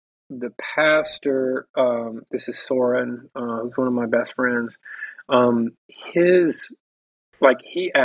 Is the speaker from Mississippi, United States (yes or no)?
yes; Mississippi, United States; where I grew up in Mississippi